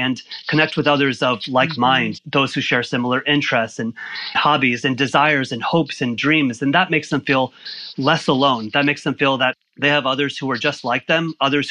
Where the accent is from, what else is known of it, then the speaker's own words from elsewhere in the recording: Orlando, Florida, United States; moved away as an adult; also born or lived in Michigan; I grew up in Orlando